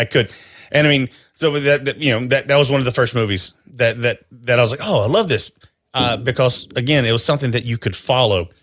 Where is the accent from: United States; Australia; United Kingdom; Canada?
United States; North Carolina; I grew up in North Carolina